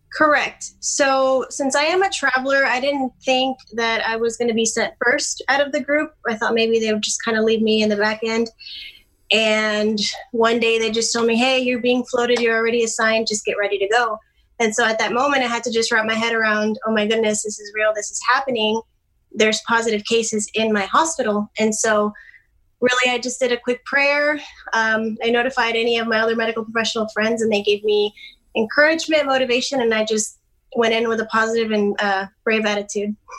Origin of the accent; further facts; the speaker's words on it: Dallas, Texas, United States; right now I'm from Dallas area and I'm actually a travel nurse in South Texas